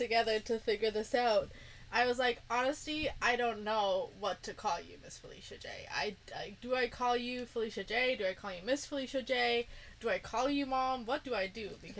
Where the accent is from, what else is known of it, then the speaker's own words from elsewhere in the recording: Germany; moved away; I'm German, or I'm from Germany. I speak German. I grew up there.